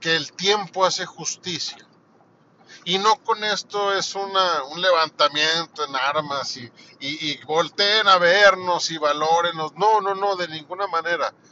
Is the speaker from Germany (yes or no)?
no; Mexico; aquí en mi país